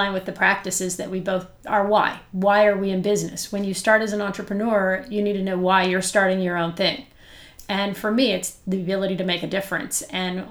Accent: Kingston, Ontario, Canada; I am from Kingston

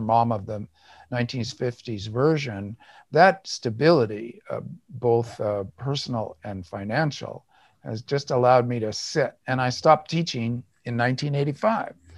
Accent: United States; I'm white, I'm American, I'm male

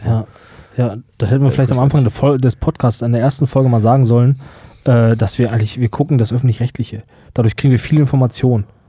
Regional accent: Germany; wir als Deutsche

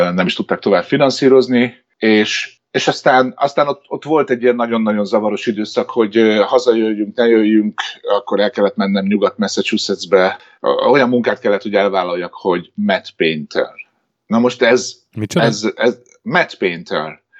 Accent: Hungary; moved away as an adult; now in United States; én magyar vagyok itt is ugyanúgy

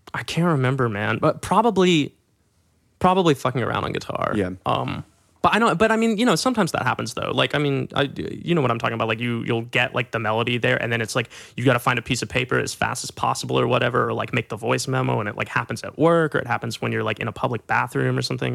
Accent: Little Rock, Arkansas, United States; moved away; my best friends in Little Rock

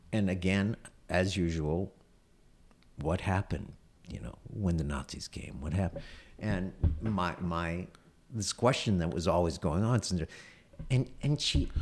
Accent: United States; as an American Jew

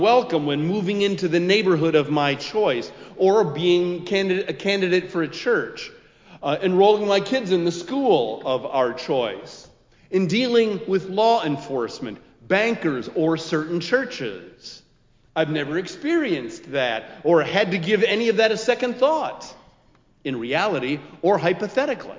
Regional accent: Minneapolis, Minnesota, United States; also born or lived in Columbia Heights; now in Chicago, United States; my birthplace, my hometown, a city where we might retire

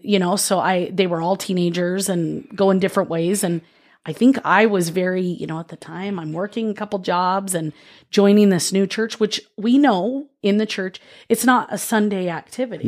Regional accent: Oceanside, California, United States; moved away; I grew up in Oceanside, California

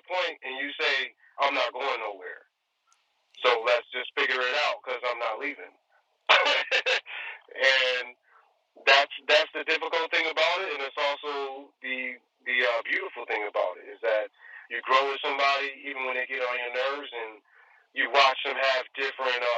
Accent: New York, United States; moved away; I'm originally from New York, so I tend to favor East Coast style rhyme schemes

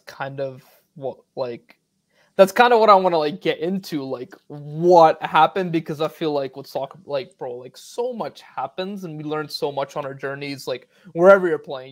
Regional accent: Northern Virginia, United States; I'm also from Northern Virginia

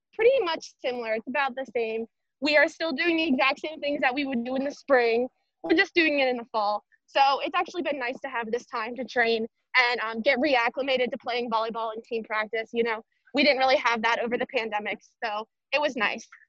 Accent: Maryland, United States; I'm from Maryland

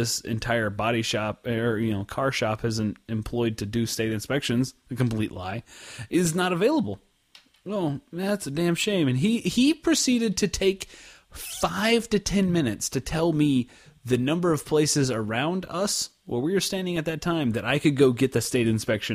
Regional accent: Oklahoma, United States; now in Dallas, United States; I grew up in Oklahoma

